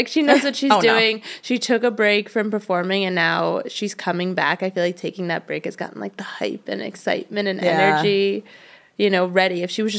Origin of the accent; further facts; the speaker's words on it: New York, United States; And then I'm from New York originally, and I went to college in Pennsylvania, though I like wanted to get out of New York